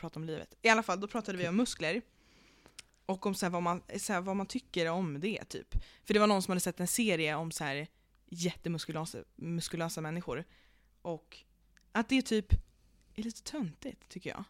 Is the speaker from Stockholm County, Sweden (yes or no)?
yes; Stockholm, Stockholm County, Sweden; vi är stockholmare